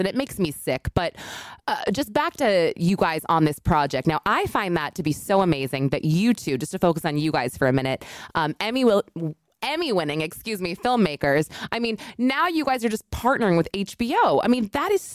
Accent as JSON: {"language": "English", "region": "New Hampshire", "country": "United States", "tie": "born or raised there", "also_born_or_lived": "Manhattan", "moved": "yes", "lives_now": "New York City, United States", "said": "I'm actually in my hometown of New Hampshire. Normally I live in Manhattan"}